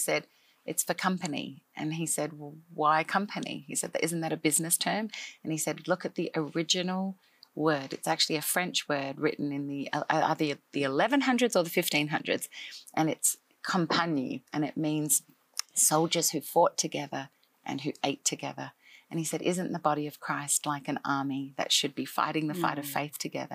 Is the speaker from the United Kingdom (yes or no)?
no; Australia; moved away as an adult; now in Nashville, United States; I am an Australian-born girl who grew up in Australia most of my life